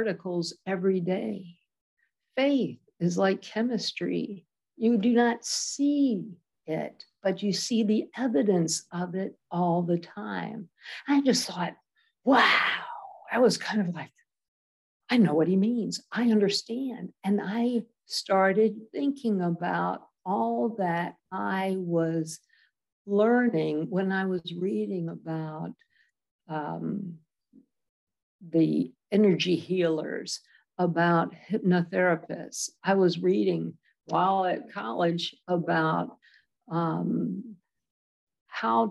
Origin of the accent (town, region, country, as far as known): Maryland, United States; born or raised there; also born or lived in Washington, D.C.